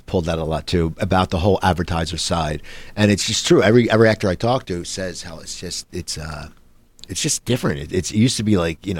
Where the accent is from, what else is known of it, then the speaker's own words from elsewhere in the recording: New Jersey, United States; I grew up in New Jersey